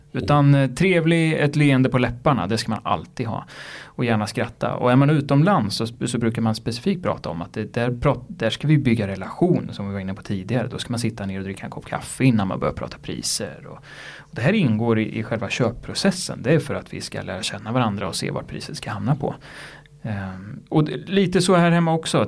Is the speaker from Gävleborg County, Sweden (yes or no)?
yes; Gävle, Gävleborg County, Sweden; Gävle där jag kommer ifrån